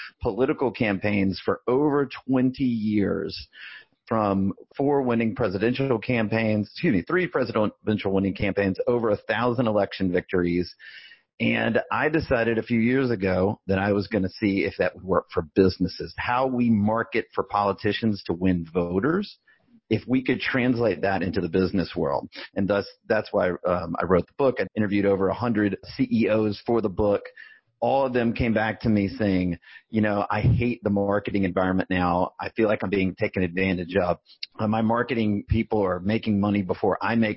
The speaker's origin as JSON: {"language": "English", "town": "Birmingham", "region": "Alabama", "country": "United States", "tie": "born or raised there", "said": "I grew up in Birmingham, Alabama"}